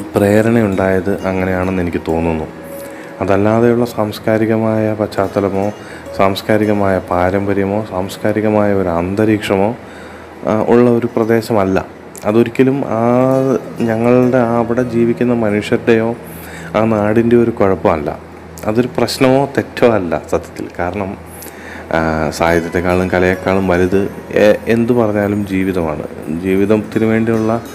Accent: Keezhpally, Kerala, India; കണ്ണൂർ ജില്ലയിലെ കീഴ്പ്പള്ളി എന്ന ചെറിയ ഗ്രാമത്തിലാണ് ഞാൻ ജനിച്ചത്

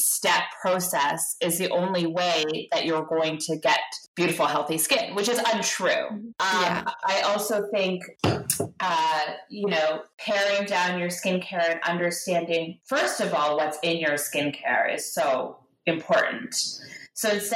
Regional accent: Guelph, Ontario, Canada; also born or lived in Toronto; I actually grew up in Ontario. I was raised in Guelph

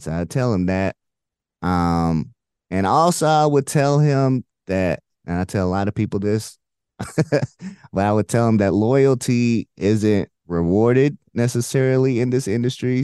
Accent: Indianapolis, Indiana, United States; moved away as an adult; also born or lived in Illinois / Michigan / Houston; I grew up in Indy

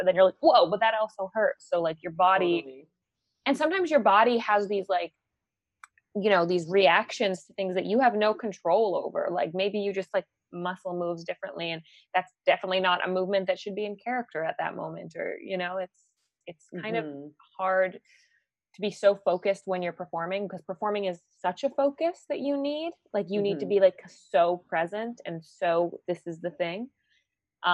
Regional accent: Manitoba, Canada; I'm from Manitoba

